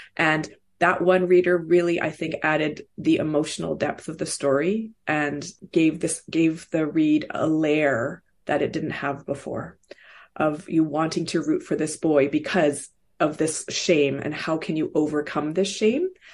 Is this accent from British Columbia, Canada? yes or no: yes; Vancouver, British Columbia, Canada; also born or lived in Seoul, South Korea / Hong Kong / Toronto; Vancouver has been home for most of that time